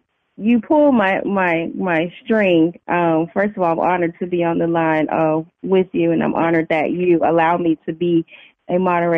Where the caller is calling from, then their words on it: Houston, Texas, United States; …, Houston, Texas.